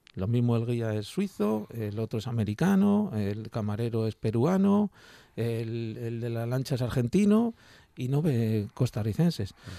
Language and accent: Spanish; Tierra de Pinares, Segovia, Castile and León, Spain; yo soy de tierra de pinares, en mi pueblo hay unos pinares tremendo en Segovia